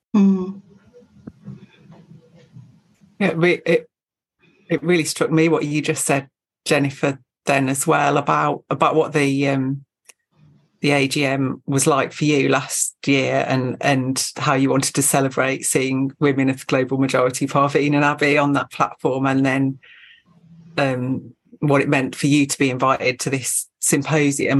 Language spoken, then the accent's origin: English; Birmingham, West Midlands, United Kingdom; I'm born and brought up in Birmingham